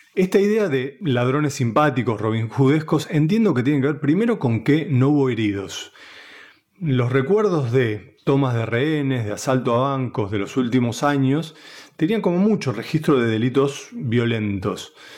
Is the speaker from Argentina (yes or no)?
yes; Buenos Aires, Argentina; soy un periodista de Buenos Aires que hace 25 años que trabaja en varias redacciones